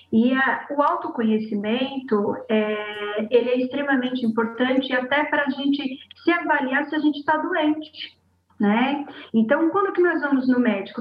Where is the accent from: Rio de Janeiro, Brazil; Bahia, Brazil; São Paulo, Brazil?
Bahia, Brazil; accent: baiana; falando como baiana, puxando o oxente